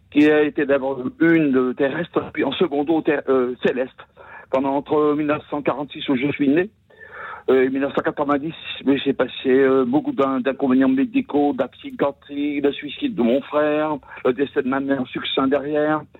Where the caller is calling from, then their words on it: Saint-Étienne-de-Saint-Geoirs, Auvergne-Rhône-Alpes, France; je suis donc de Saint-Étienne de Saint-Joire là. Oui. En l'Isère là